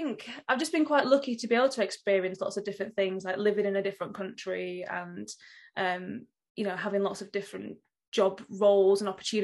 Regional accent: Rotherham, Yorkshire and the Humber, United Kingdom; The village that I grew up in, yeah, Brinsworth. And sort of wider than that is the town of Rotherham.

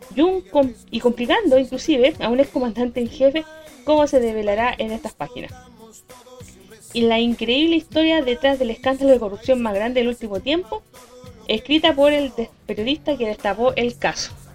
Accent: Quintero, Valparaíso, Chile; la comuna de Quintero, mi tierra natal

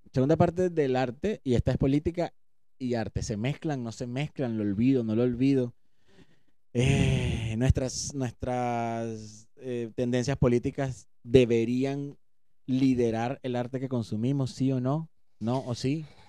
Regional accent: Venezuela; nosotros que somos venezolanos

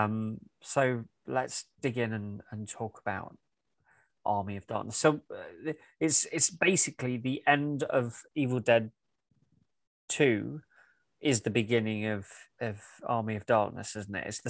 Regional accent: England, United Kingdom; we're both English guys. I mean, you live in Scotland, I live in England.

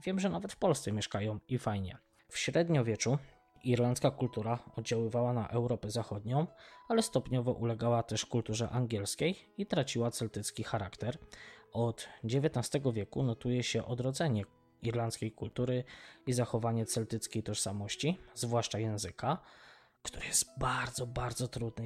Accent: Poland; od Polski, z której pochodzimy z Madziuszką

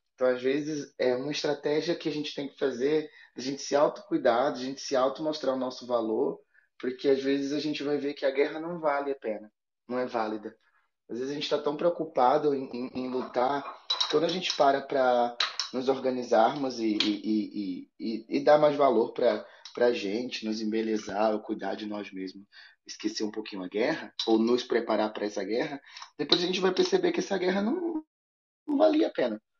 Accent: Bahia, Brazil; moved away; also born or lived in Europe; sou baiano e, e sou filho da Oxum

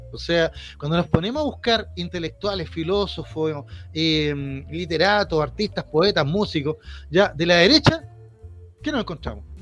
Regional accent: Chile; como chilenos

